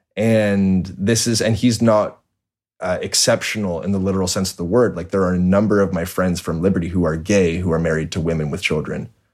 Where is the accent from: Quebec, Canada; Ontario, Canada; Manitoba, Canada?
Ontario, Canada; Toronto; born and raised in Toronto